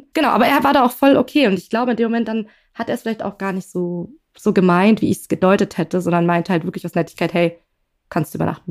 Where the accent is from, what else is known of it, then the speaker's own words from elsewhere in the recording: Berlin, Germany; ich komme aus Berlin